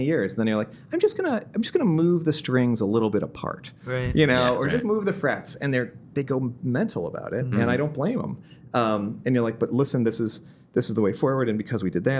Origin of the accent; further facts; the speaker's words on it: Midwest, United States; moved away; I'm from the Midwest